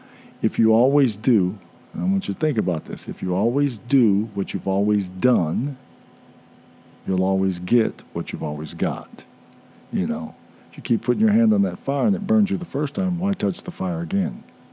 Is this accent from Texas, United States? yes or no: no; Indianapolis, Indiana, United States; from Indianapolis.